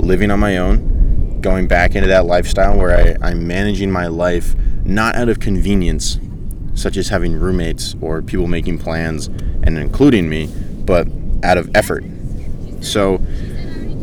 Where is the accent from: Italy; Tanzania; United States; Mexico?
United States; York, Maine; moved away as an adult; now in California, United States; I went to my hometown beach in York